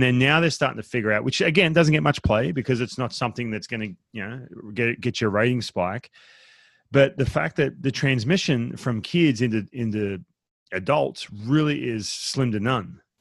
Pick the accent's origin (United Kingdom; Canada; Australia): Australia; now in United States; I grew up in Australia